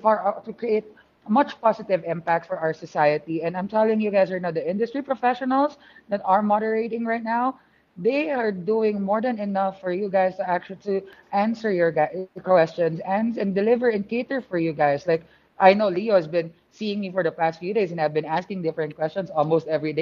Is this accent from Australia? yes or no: no; Philippines; I'm a Filipino, and I'm surrounded by really great talented Latinx and Hispanics here in this room right now